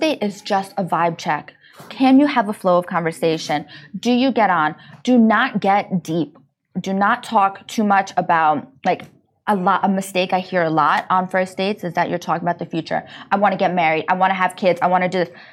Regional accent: New York, United States; now in Dubai, United Arab Emirates; I'm from New York

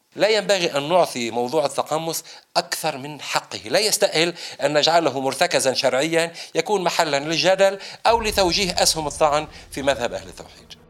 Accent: Lebanon; في بلدنا لبنان

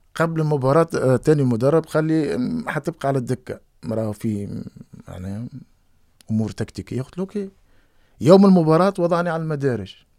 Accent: Tunisia; moved away as an adult; also born or lived in Netherlands; انا قد من تونس

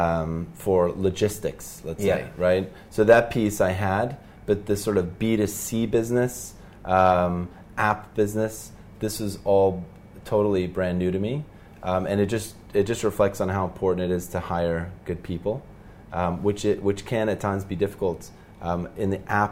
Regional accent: Norway; moved away as an adult; now in Dubai, United Arab Emirates; So I'm from Norway

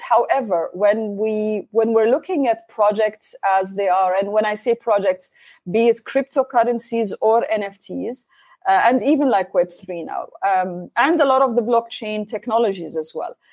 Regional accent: Oman; I'm uh, from Oman, Sultanate Oman

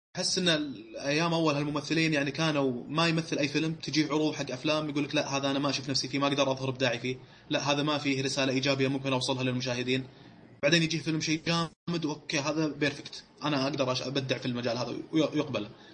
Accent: Saudi Arabia; احنا سعوديين

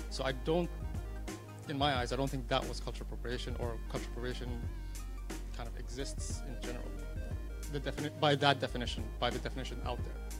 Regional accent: Abu Dhabi, United Arab Emirates; I'm born and raised in Abu Dhabi. I still live there.

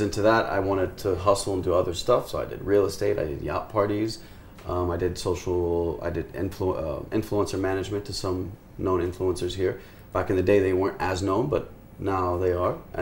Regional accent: Houston, Texas, United States; moved away as an adult; also born or lived in Beirut, Lebanon; now in United Arab Emirates; Born and raised in Houston, Texas

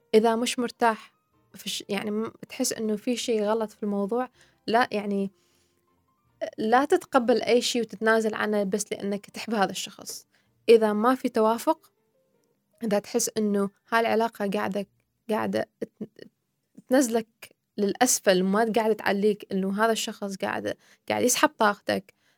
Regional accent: Iraq; now in United Arab Emirates; أني أنا عراقية

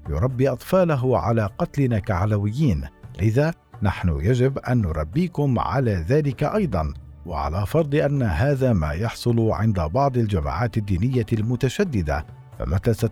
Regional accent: Syria; يمكنني القول اننا كسوريين على مختلف طوائفنا ومذاهبنا وانتماءاتنا

